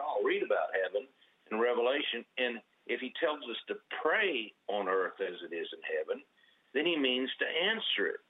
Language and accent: English; Oklahoma, United States; I was born and raised here in Oklahoma